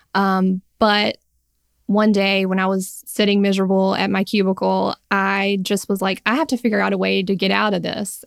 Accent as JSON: {"language": "English", "region": "Alabama", "country": "United States", "said": "I am and am based still in Alabama"}